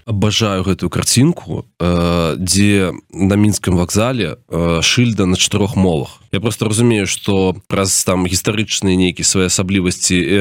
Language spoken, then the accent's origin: Belarusian; Belarus; moved away; мы беларусы свету